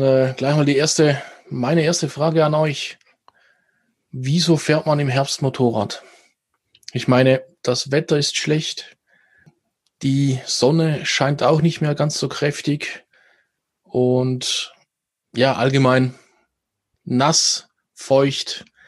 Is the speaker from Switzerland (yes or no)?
yes; Switzerland; hier bei uns in der Schweiz